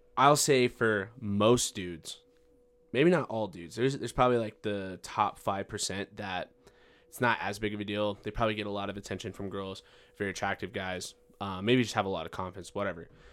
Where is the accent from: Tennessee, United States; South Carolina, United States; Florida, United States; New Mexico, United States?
New Mexico, United States; Farmington; I'm seventeen, I am from Farmington, New Mexico